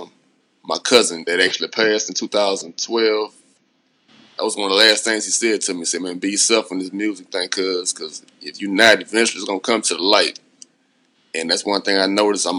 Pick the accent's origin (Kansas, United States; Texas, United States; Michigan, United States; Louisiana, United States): Louisiana, United States; Baton Rouge; coming from Baton Rouge, Louisiana. I mean, I would never shoot down my hometown